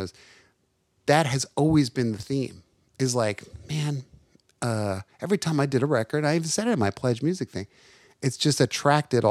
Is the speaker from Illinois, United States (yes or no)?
no; Livingston, New Jersey, United States; born or raised there; also born or lived in Lancaster, Pennsylvania; now in Nashville, United States